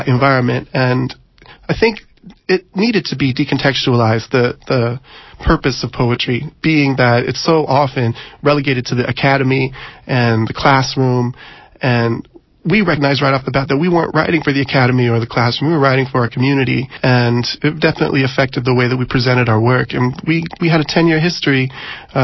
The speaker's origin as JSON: {"language": "English", "town": "San Diego", "region": "California", "country": "United States", "tie": "born or raised there", "moved": "as an adult", "lives_now": "San Francisco, United States", "said": "it's my hometown"}